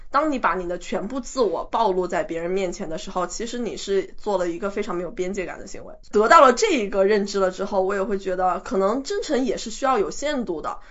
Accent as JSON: {"language": "Chinese", "region": "a small county town in Yunnan", "country": "China", "tie": "born or raised there", "said": "就是在云南的一个小县城里长大的"}